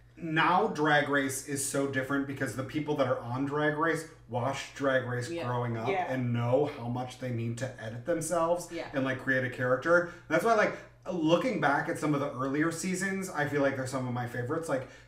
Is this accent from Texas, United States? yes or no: no; New Jersey, United States; I'm from New Jersey.